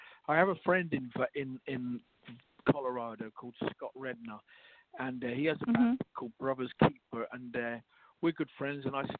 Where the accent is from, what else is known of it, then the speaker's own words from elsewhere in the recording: Leicester, East Midlands, United Kingdom; moved away as an adult; also born or lived in London, United Kingdom; now in New York, United States; I was born in Leicester in England. And I moved to London when I was in my 20s. I spent maybe 20 years there. Then I came over to New York about 20 years ago, maybe something like 18 years ago now.